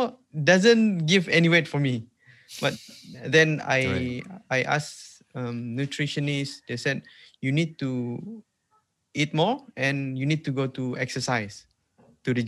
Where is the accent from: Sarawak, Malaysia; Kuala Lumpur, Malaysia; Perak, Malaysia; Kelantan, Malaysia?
Sarawak, Malaysia; accent: Sarawak Malay; first language Sarawak Malay; English is a second language; English is not even my second language. My second language is Malay. My first language is Sarawak.